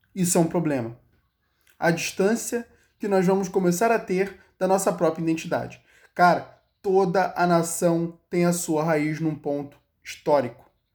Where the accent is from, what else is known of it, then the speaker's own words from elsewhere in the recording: Brazil; Eu não sou israelense. A história do povo de Israel não é a minha história. Eu sou o elemento brasileiro